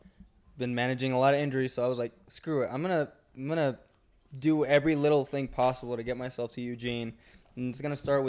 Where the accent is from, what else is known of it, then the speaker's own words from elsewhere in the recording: Sonora, Mexico; moved away; also born or lived in Arizona; I'm originally from Mexico, northern Mexico, the state of Sonora.